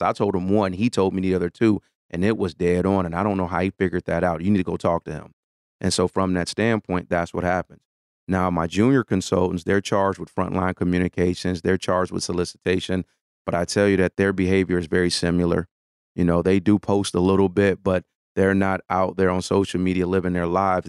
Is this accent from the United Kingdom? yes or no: no; Detroit, Michigan, United States; I'm born and raised in Detroit